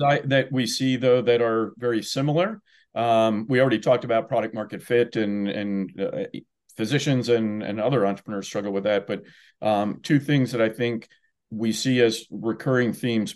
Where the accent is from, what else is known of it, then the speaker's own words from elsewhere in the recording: New Jersey, United States; also born or lived in Washington, D.C.; now in Indiana, United States; I grew up in New Jersey